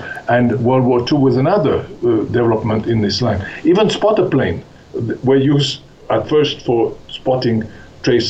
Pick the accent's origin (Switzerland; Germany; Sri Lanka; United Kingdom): Switzerland; moved away; I grew up in Switzerland